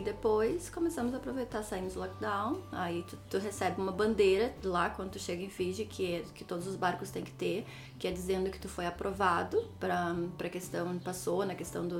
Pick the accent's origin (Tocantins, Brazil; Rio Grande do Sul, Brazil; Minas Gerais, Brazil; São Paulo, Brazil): Rio Grande do Sul, Brazil; Novo Hamburgo; moved away as an adult; also born or lived in Palmeira das Missões, Brazil / Auckland, New Zealand; now in New Zealand; Eu cresci em Novo Hamburgo, Novo Hamburgo. É, mas sou de Palmeira das Missões